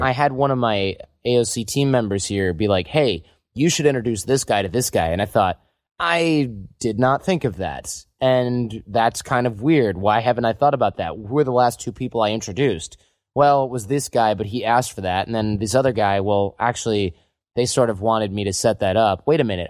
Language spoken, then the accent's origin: English; Midwest, United States; growing up in the Midwest